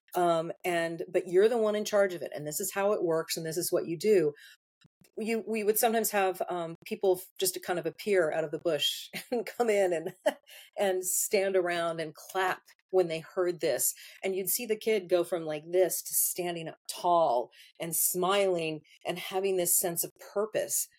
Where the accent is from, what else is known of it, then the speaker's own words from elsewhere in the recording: United States; I'm so spoiled by having all the amenities that I have as an American